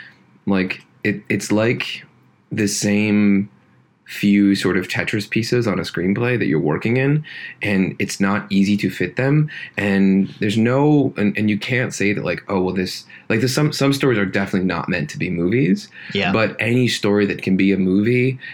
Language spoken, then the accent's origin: English; Deer Lakes, Pennsylvania, United States; moved away; my hometown, which is Deer Lakes, Pennsylvania